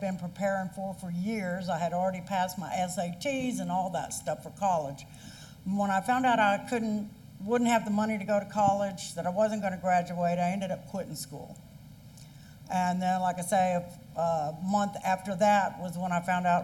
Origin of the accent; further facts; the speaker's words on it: Van Zandt County, Texas, United States; I was raised in Corinth Baptist Church up in Van Zandt County. My family's been going to that church since it was started.